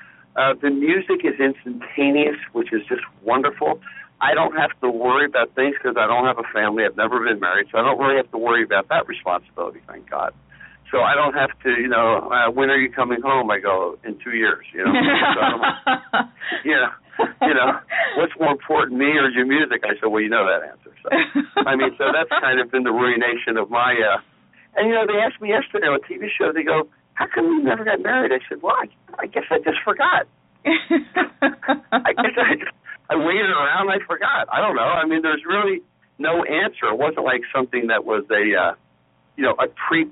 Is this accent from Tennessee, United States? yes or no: no; Silver Spring, Maryland, United States; moved away; also born or lived in Potomac, Maryland; I grew up basically in Silver Spring.